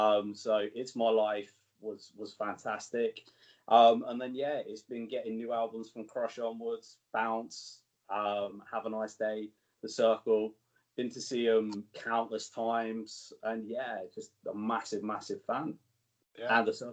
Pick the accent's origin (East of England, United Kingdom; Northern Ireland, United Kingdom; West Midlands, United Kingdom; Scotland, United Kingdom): East of England, United Kingdom; near Cambridge; So I'm from England. We're not too far away from Cambridge. That's probably the most sort of recognizable place near me.